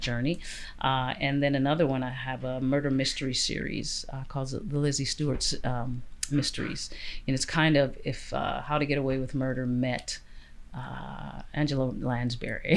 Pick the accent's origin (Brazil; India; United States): United States; also born or lived in Canada; now in Vancouver, Canada; I'm Canadian and American, but I'm American born.